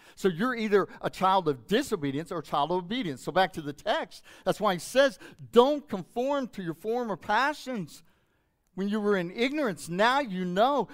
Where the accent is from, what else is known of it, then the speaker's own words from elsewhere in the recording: Hobbs, New Mexico, United States; when I was growing up in Hobbs, New Mexico